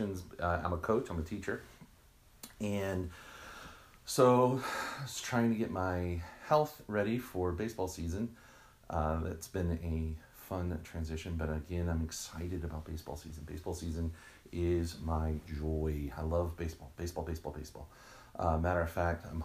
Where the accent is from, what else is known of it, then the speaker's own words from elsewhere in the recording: Texas, United States; I am from Texas. I'm a proud Texan.